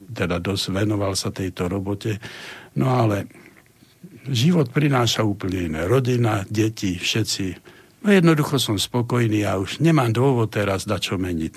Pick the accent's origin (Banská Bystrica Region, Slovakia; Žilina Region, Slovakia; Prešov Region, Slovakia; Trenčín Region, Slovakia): Banská Bystrica Region, Slovakia; Banská Bystrica; ja som Bystričan, tvrdý Bystričan